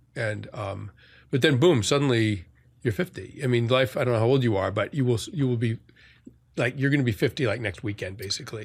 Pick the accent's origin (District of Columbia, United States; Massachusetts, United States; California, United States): Massachusetts, United States; outside of Boston; now in New York, United States; the sort of affluent suburb I grew up in outside of Boston